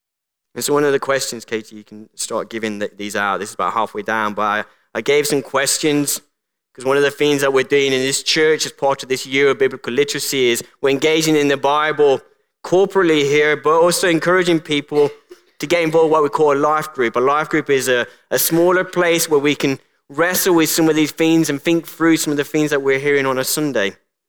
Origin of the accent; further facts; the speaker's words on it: Colombia; born there; I was called Colombia. And for those who don't know, I was born in the Republic of Colombia.